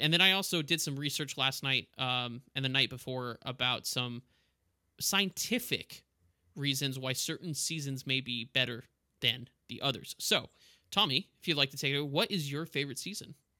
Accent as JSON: {"language": "English", "town": "El Paso", "region": "Texas", "country": "United States", "tie": "born or raised there", "also_born_or_lived": "Florida", "moved": "yes", "said": "I grew up in El Paso"}